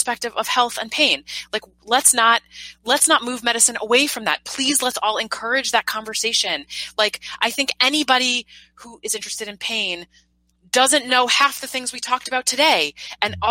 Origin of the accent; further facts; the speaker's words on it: New York, United States; now in San Francisco, United States; I'm a New Yorker